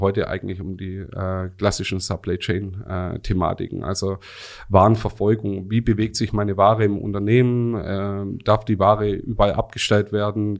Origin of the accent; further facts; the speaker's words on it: Rems Valley, Baden-Württemberg, Germany; komme hier aus dem wunderschönen Remstal, ganz um mhm. die Ecke